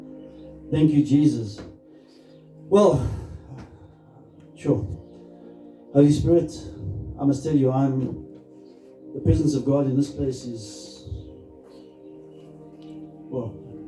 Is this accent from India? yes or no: no; Krugersdorp, Gauteng, South Africa; I grew up in Krugersdorp, and it's a lovely place.